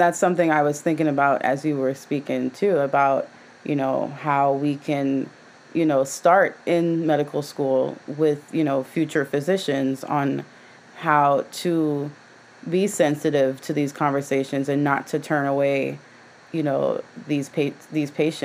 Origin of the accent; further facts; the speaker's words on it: Jamaica; now in United States; I grew up in Jamaica